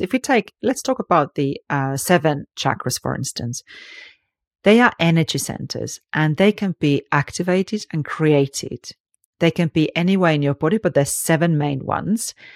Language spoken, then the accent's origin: English; Finland; I grew up in Finland, which is very liberals, actually